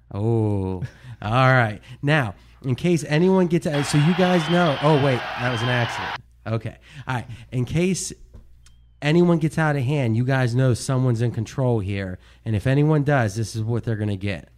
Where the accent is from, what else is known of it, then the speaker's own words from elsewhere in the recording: Ohio, United States; growing up in Ohio